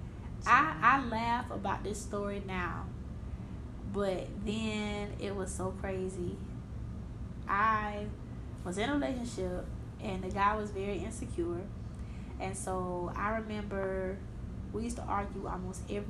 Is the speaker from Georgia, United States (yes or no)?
yes; Georgia, United States; I'm from Georgia